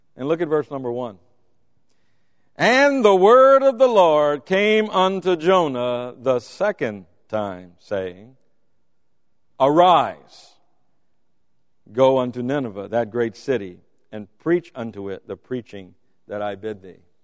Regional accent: Louisiana, United States; I'm from Louisiana

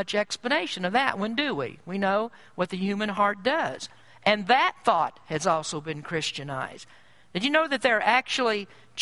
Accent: United States; I'm proud to be an American

